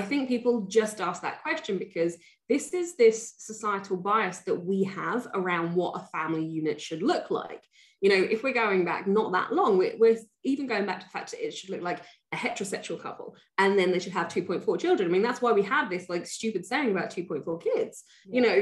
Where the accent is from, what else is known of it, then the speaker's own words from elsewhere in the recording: England, United Kingdom; I'm British, I'm English